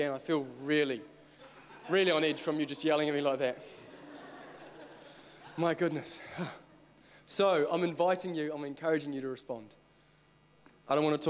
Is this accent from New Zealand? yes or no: yes; Christchurch, Canterbury, New Zealand; I'm actually from Christchurch. Well, okay, I'm from Christchurch.